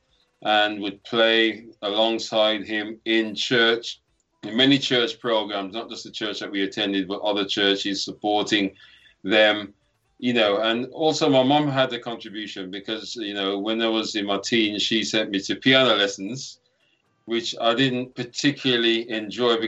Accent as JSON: {"language": "English", "town": "Birmingham", "region": "West Midlands", "country": "United Kingdom", "tie": "born or raised there", "said": "Also born and bred in Birmingham"}